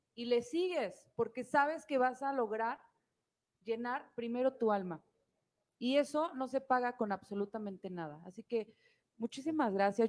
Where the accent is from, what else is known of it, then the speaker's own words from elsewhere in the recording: Mexico; lo que debemos hacer como mexicanos